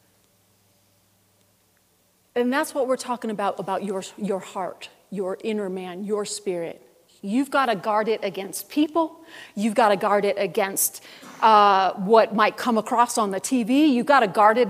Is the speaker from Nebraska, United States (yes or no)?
no; Buffalo, New York, United States; I grew up in Buffalo, New York